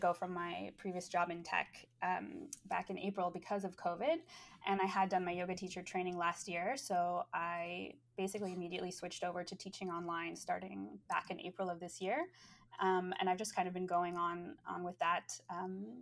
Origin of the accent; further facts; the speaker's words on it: United States; moved away as an adult; now in London, United Kingdom; I've spent most elections as an American abroad